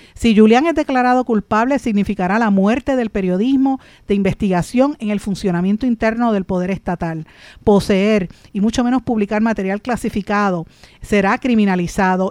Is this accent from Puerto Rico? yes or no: yes; Puerto Rico; la pregunta que usted y yo tenemos que hacernos como puertorriqueños es qué va a pasar con nosotros aquí